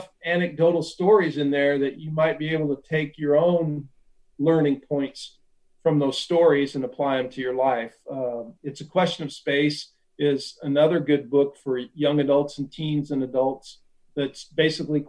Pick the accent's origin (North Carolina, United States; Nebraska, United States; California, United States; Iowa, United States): Nebraska, United States; Ashland; this kid from Ashland, Nebraska